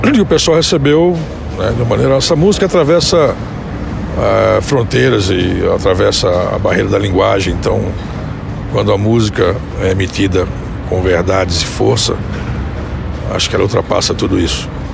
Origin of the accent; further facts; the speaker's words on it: Pernambuco, Brazil; now in São Paulo, Brazil; eu sou pernambucano